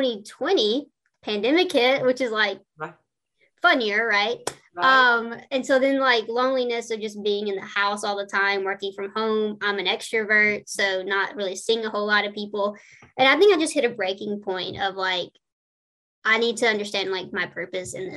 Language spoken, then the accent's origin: English; the South, United States; I'm from the South.